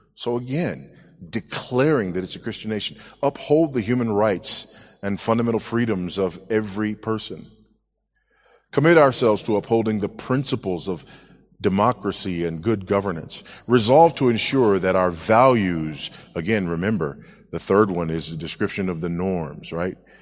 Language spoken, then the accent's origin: English; United States; moved away as an adult; now in Zambia; I am an American, but been living in Zambia for six years as of yesterday